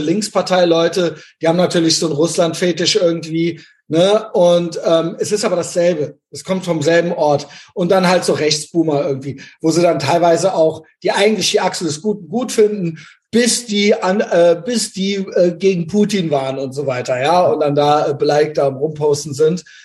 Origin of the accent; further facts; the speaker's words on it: West Germany, Germany; ich bin ja in Westdeutschland groß geworden